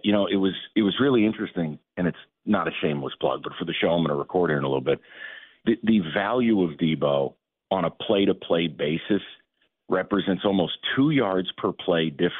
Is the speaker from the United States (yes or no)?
yes; New York, United States; I'm originally from New York. I admit to my listeners, I am a Giants fan.